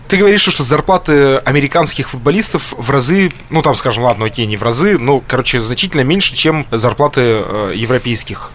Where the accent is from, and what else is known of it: Yekaterinburg, Sverdlovsk Oblast, Russia